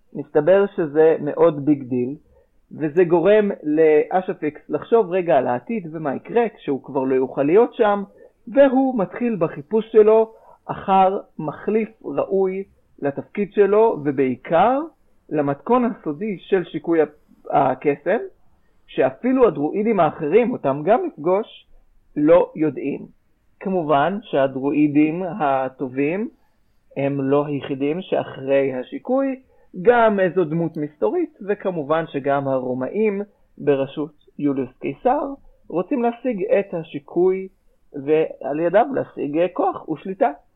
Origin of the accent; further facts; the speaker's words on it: Israel; שזה משהו שכולנו בארץ גדלנו עליו